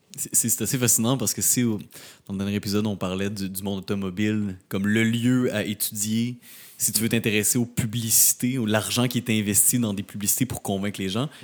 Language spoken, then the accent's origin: French; Rimouski, Quebec, Canada; now in Montreal, Canada; je viens de Rimouski, je viens, je viens pas de la ville